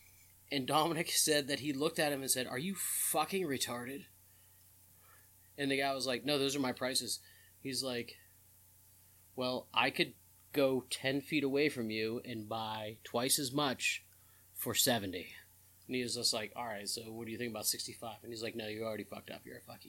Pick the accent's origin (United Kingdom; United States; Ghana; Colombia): United States; Maryland; I was like, I'm from Maryland.